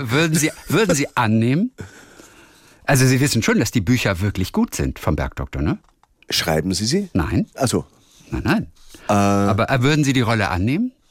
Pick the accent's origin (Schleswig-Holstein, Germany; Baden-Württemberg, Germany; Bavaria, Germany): Schleswig-Holstein, Germany; Lübeck; Ja, vor allem, ich bin Norddeutscher.